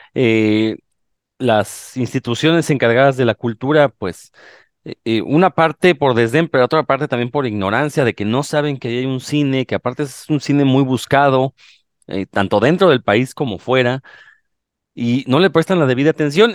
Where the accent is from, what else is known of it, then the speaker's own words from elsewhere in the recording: Mexico; como buenos mexicanos